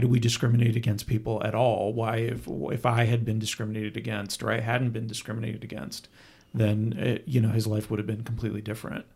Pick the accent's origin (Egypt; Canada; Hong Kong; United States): Canada; moved away; I was born in Canada